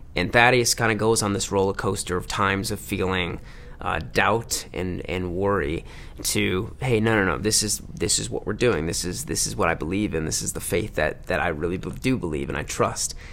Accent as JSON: {"language": "English", "town": "Livonia", "region": "Michigan", "country": "United States", "tie": "born or raised there", "moved": "yes", "said": "my hometown in Livonia, Michigan"}